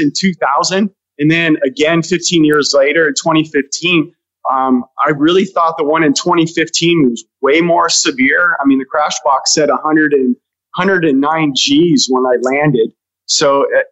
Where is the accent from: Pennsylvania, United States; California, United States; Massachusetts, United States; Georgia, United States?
California, United States; Los Angeles; I grew up in the San Fernando Valley